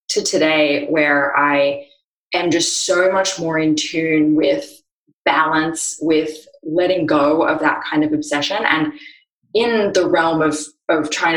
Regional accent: Australia; now in Austin, United States; I live in Austin, Texas, but as you can hear from my voice, I'm from Australia

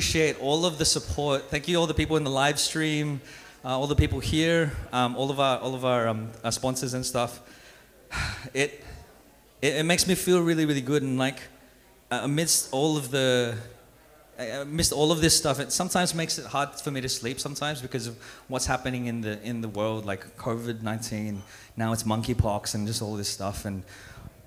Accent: Australia; also born or lived in Philippines; I was born in the Philippines and I grew up here in Australia

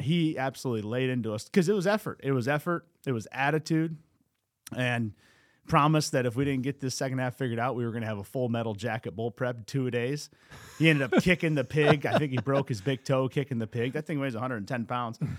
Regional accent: Cedar Rapids, Iowa, United States; I was born in Cedar Rapids, but, you know, I am, I have some Iowa City blood in me. From eighty-eight to ninety-three, so I was, what, three to seven years old, we lived in Iowa City

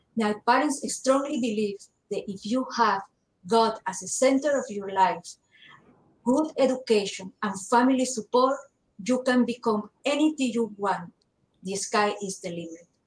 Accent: Panama City, Panama; moved away as an adult; also born or lived in Maryland, United States / Wichita, Kansas, United States; now in Florida, United States; I was born in Panama City, Panama. When I was 20 years old, I met my husband and we got married. We decided to move to the United States

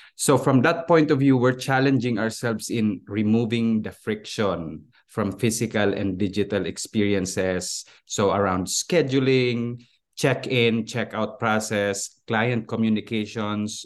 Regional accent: Philippines; moved away as an adult; also born or lived in Switzerland; now in United States; I was born and raised and educated in the Philippines, and I moved here in the U S twenty-three years ago

